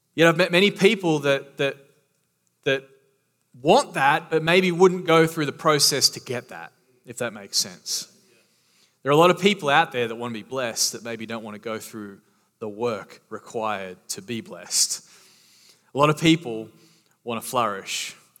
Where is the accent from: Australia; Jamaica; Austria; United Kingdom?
Australia; now in Florida, United States; I am from Australia